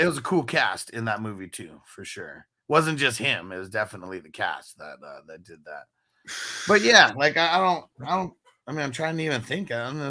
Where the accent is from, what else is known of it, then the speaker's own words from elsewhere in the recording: San Diego, California, United States; I'm from San Diego